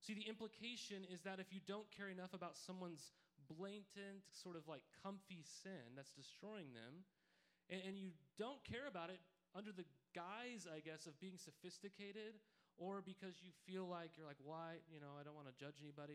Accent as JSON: {"language": "English", "region": "Montana", "country": "United States", "tie": "born or raised there", "said": "growing up in Montana was a place you could play in just like it was heaven any season of the year"}